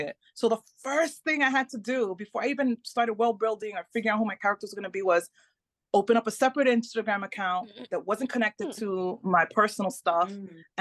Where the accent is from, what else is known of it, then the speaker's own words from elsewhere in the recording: New York, United States; first language Spanish; English is a second language; moved away as an adult; also born or lived in Melbourne, Florida; now in Tampa, United States; I was born in New York, raised in New York, but we live in Florida.